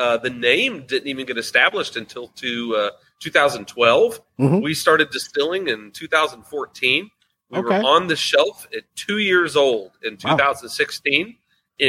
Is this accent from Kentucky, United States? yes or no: yes; Louisville, Kentucky, United States; moved away as an adult; now in southern Indiana, United States; So I am from here in Louisville, Kentucky, where the distillery is born. I was born here in Louisville. I actually live right over the river. In southern Indiana